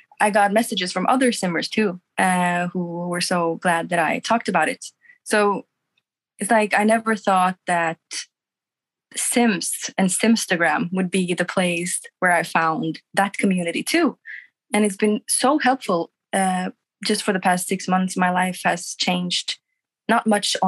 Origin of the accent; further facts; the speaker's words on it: Norway; also born or lived in Sweden; I'm from Norway. I've been living in Sweden for the past 4 years, but I'm back in Norway now